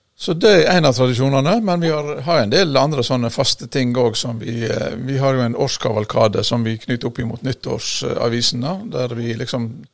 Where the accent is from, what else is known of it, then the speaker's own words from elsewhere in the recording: Masfjorden, Vestland, Norway; moved away; jeg kommer jo fra Masfjorden